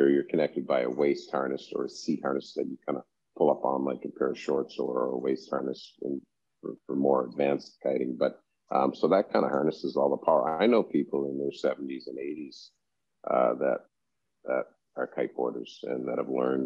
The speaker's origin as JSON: {"language": "English", "country": "Canada", "tie": "born or raised there", "moved": "as an adult", "lives_now": "Turks and Caicos", "said": "growing up in Canada"}